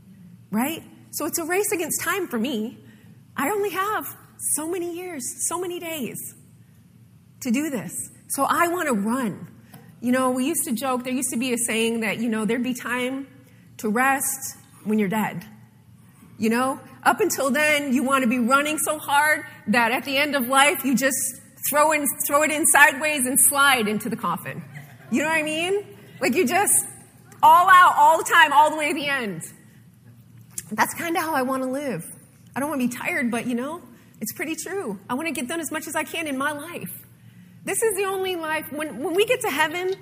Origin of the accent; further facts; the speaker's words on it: Ohio and Michigan, Midwest, United States; moved away; being from the north, growing up in Ohio and Michigan